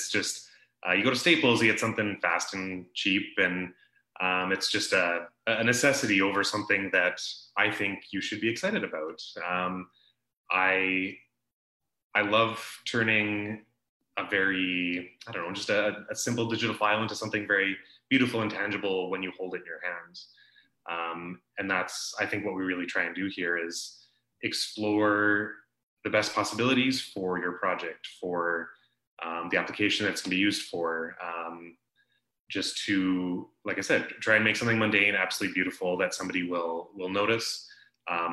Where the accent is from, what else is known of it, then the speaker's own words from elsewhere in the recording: Calgary, Alberta, Canada; moved away as an adult; now in Okanagan, Canada; I'm from Calgary originally. I moved here 8 or so years ago